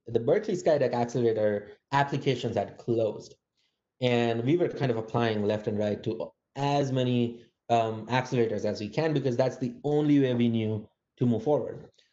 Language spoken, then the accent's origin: English; India; moved away as an adult; also born or lived in Massachusetts, United States; now in San Francisco, United States; I grew up in India